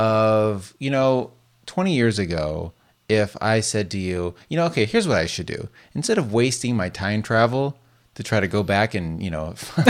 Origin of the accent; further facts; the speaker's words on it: West Coast, United States; Because we grew up on the West Coast.